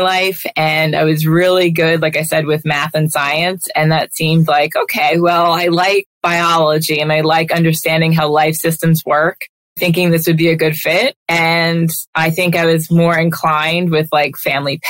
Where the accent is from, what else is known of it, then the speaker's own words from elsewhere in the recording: Long Island, New York, United States; also born or lived in Delaware / Minnesota / Atlanta; I grew up here on Long Island